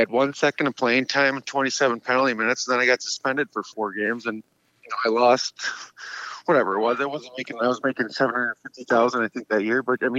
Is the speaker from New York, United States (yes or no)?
yes; Rome, New York, United States; born or raised there